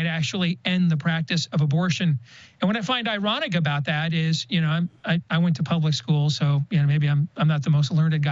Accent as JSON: {"language": "English", "region": "Iowa", "country": "United States", "said": "my home state of Iowa"}